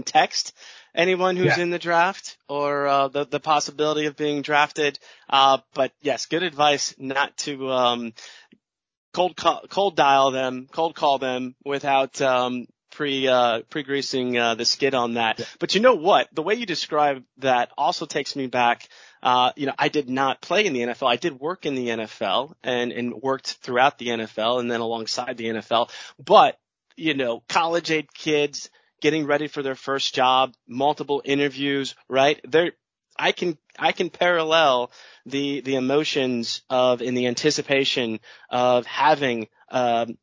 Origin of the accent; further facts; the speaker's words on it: Cleveland, Ohio, United States; I'm a kid from the Cleveland area